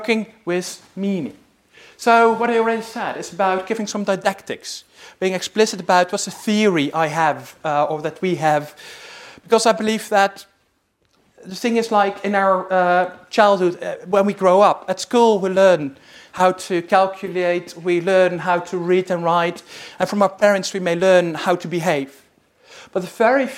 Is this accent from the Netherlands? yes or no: yes; Netherlands; moved away; I'm originally from the Netherlands